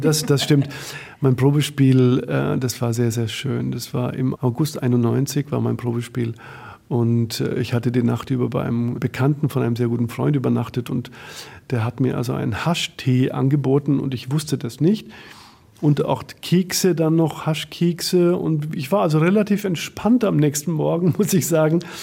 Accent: Bamberg, Bavaria, Germany; moved away as an adult; now in Berlin, Germany; aus meiner Heimat, aus Bamberg

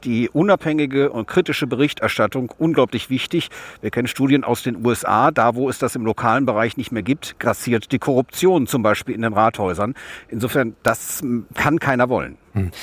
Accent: West Germany, Germany; ich komme aus Westdeutschland.

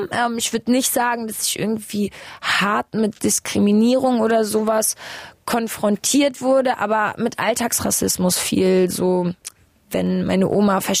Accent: Germany; also born or lived in Kazakhstan; ich bin ähm, in Kasachstan geboren, bin mit eineinhalb ungefähr ähm, oder zwei fast ähm, nach Deutschland gekommen mit meinen Eltern, ähm, eben über Moskau äh, umgestiegen.

